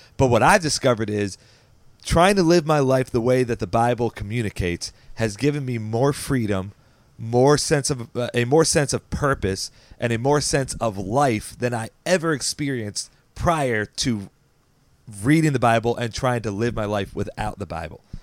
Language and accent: English; Baltimore County, Maryland, United States; we grew up in Baltimore County